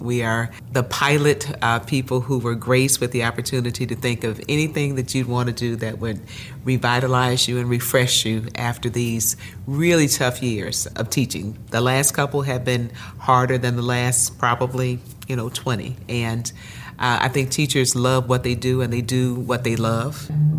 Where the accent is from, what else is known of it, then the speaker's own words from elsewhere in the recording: Gary, Indiana, United States; moved away as an adult; now in Florida, United States; As much as I loved growing up in Gary, I came to Florida